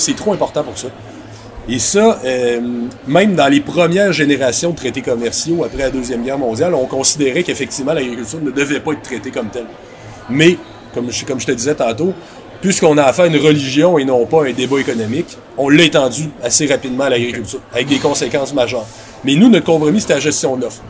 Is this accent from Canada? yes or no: yes; Quebec City, Quebec, Canada; J'étais à Québec à l'époque, je viens de Québec